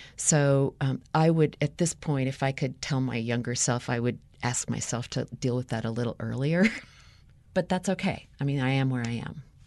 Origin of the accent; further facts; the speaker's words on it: United States; growing up in the United States